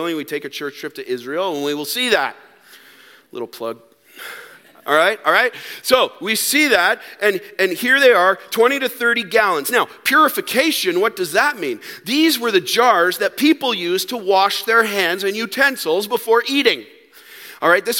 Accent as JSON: {"language": "English", "country": "Canada", "said": "We're Canadian"}